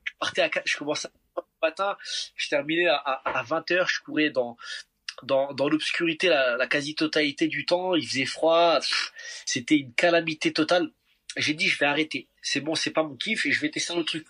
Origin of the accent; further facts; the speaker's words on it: Paris, Île-de-France, France; en tant que bon parisien qui se respecte, je ne suis jamais monté dans la tour Eiffel